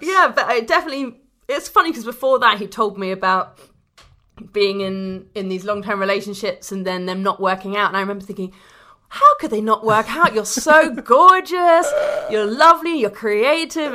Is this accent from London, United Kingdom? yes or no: yes; London, United Kingdom; I'm a Londoner